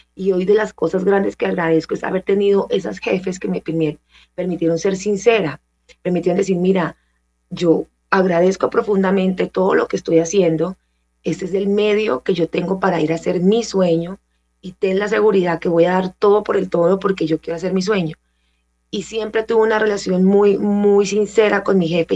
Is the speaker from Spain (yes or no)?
no; San Vicente del Caguán, Caquetá, Colombia; yo soy caqueteña, yo soy de la Amazonía colombiana, nací en San Vicente del Caguán, Caquetá